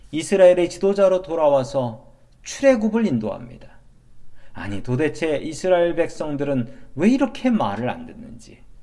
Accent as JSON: {"language": "Korean", "country": "South Korea", "moved": "as an adult", "lives_now": "United States"}